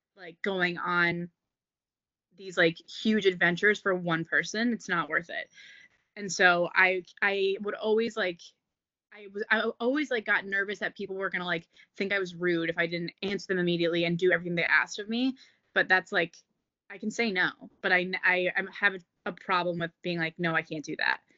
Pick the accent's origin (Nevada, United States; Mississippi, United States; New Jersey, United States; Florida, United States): New Jersey, United States; moved away as an adult; now in Philadelphia, United States; I'm from New Jersey, but I'm living in Philly.